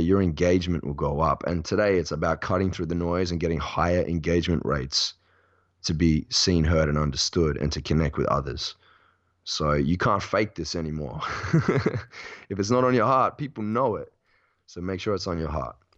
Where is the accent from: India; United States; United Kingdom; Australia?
Australia; Perth, Western Australia; born or raised there; now in Bali, Indonesia